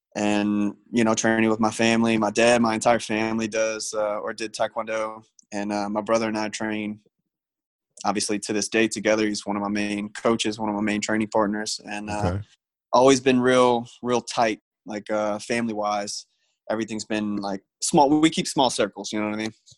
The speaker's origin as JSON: {"language": "English", "town": "Destrehan", "region": "Louisiana", "country": "United States", "tie": "born or raised there", "also_born_or_lived": "St. Rose, Louisiana", "said": "went to school, grew up in Destrehan"}